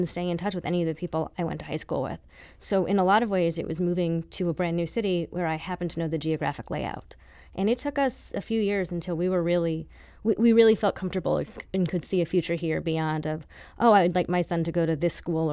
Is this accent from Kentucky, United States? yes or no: no; Chesterfield, Missouri, United States; moved away as an adult; also born or lived in East Coast; now in St. Louis, United States; I grew up in Chesterfield